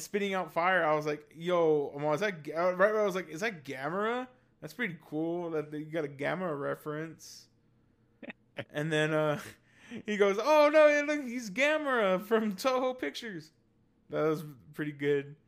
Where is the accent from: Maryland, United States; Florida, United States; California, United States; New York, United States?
California, United States; San Jose; I grew up on the east side of San Jose.